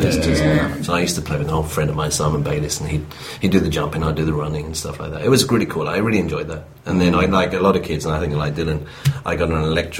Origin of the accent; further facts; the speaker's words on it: Stevenage, East of England, United Kingdom; this is back when I was a young kid growing up in Stevenage, which is to the north of London and in England.